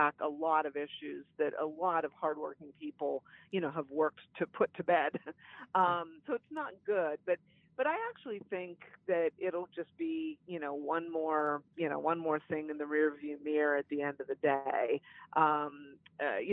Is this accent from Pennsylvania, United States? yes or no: yes; Beaver County, Western Pennsylvania, United States; where I grew up in Beaver County in Western PA